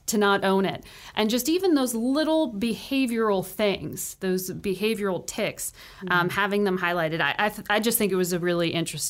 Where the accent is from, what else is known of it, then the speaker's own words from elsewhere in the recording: Connecticut, United States; I grew up in Connecticut, born and raised there.